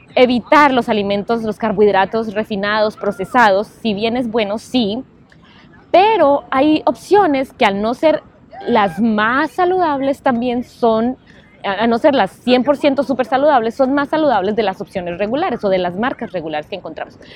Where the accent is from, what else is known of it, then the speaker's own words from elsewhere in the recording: Colombia; moved away; also born or lived in New York; Creciendo, obviamente, en Colombia, nosotros tenemos siempre esa esa forma de alimentarnos